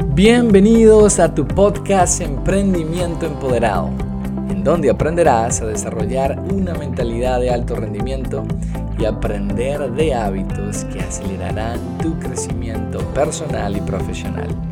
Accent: Venezuela; moved away as an adult; now in United States; soy de Venezuela, en el 2011 me mudé de Venezuela a los Estados Unidos

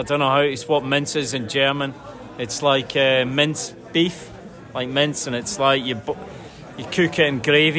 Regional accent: Scotland, United Kingdom; from Scotland.

